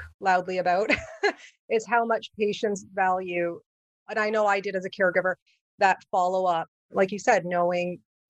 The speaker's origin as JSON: {"language": "English", "country": "Canada", "also_born_or_lived": "Ontario", "said": "Because I'm from Canada. So So we don't really have, it's a little different when it comes to that model, especially in Ontario, Canada here"}